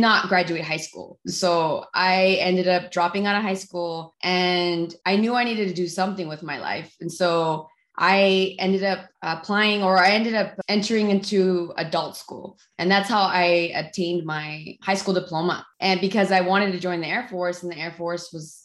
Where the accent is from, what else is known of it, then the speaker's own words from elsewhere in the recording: La Puente, California, United States; I grew up in the outskirts of LA. So I grew up in La Puente, California.